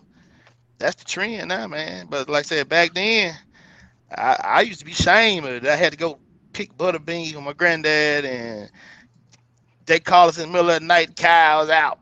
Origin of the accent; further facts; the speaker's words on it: Coldwater, United States; I was raised in Coldwater, but yet I spent just as much time in the country as well